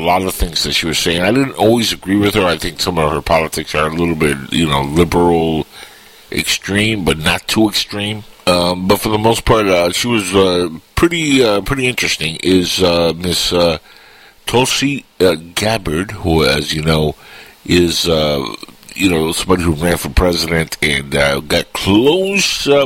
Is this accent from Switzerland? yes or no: no; Cuba; now in United States; I'm Cuban, and sadly, I can never run for president because I was born in Cuba